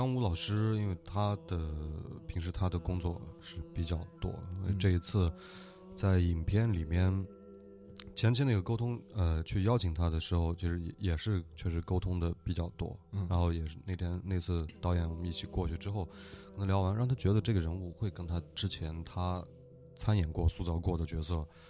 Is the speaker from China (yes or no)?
yes; Northwest China, China; 对，呃，因为我也是西北人。就是那边我们都能经常见到